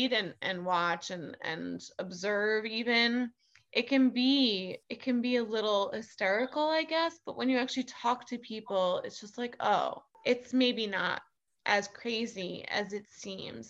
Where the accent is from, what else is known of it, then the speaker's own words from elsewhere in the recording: New York City, New York, United States; as a New Yorker